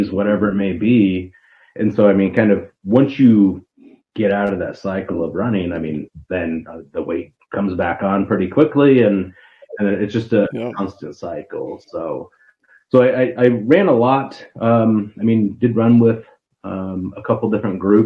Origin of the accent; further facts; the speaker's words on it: Ogallala, Nebraska, United States; also born or lived in Kearney, Nebraska; I grew up in Ogallala